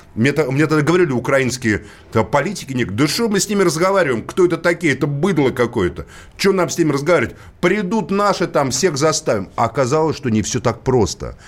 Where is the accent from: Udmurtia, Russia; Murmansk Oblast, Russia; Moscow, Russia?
Moscow, Russia; я сам коренной москвич